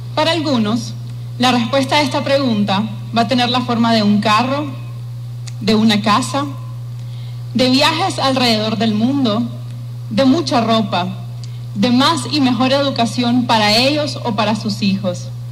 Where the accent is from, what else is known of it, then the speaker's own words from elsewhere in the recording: Nicaragua; also born or lived in Taiwan; nos identifica como nicaragüenses